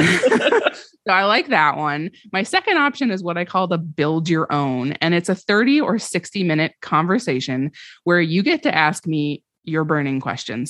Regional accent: Vermont, United States; moved away as an adult; also born or lived in Washington, D.C.; I grew up in Vermont

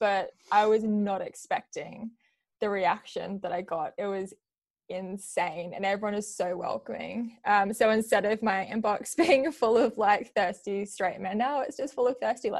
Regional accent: Australia; also born or lived in New Zealand; So I was born in New Zealand and I lived here until I was 4. And then we moved to Australia and I grew up in Australia ever since.

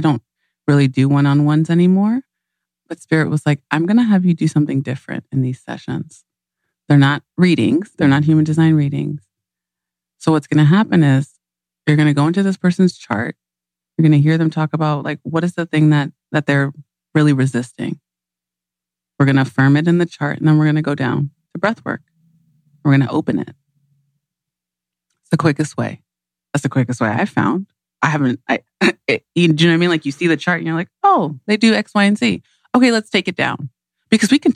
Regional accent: Nigeria; I'm Nigerian

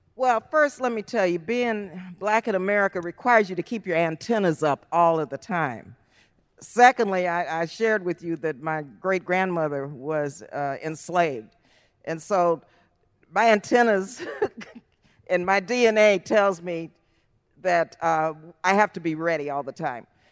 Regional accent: El Paso, Texas, United States; moved away; I was born and raised in El Paso, Texas.

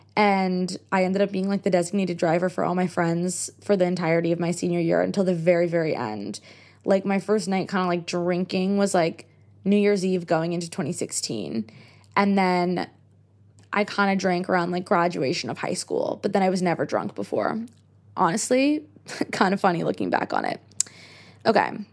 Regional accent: United States; accent: American; I'm American

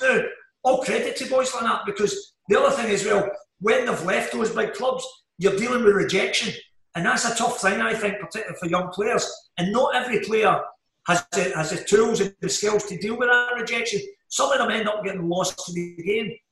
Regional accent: Glasgow, Scotland, United Kingdom; I grew up in Glasgow. I'm from the Gorbals

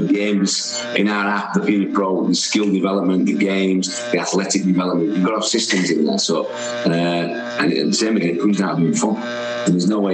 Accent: Wakefield, Yorkshire and the Humber, United Kingdom; I was born in Wakefield

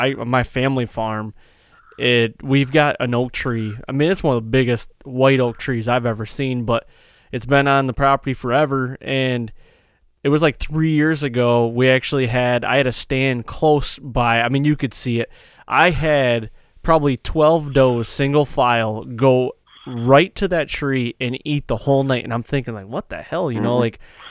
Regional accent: New Jersey, United States; accent: New Jersey; My New Jersey accent goes to Boston as well, because I can't do it, man.

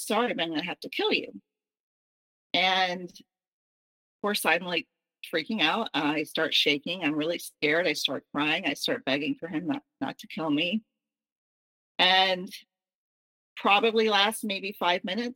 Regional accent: the South, United States; I was raised in the South

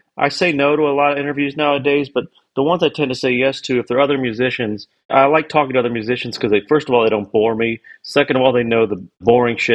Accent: Kentucky, United States; now in Nashville, United States; I grew up in Kentucky

